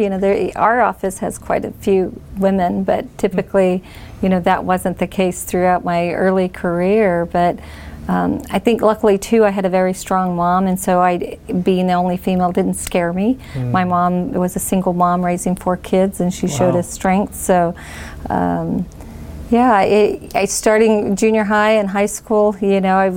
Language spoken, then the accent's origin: English; Bakersfield, California, United States; I was born and raised in East Bakersfield